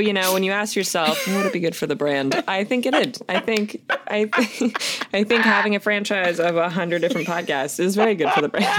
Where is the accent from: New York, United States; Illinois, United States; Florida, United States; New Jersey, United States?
Florida, United States; I was raised in Florida?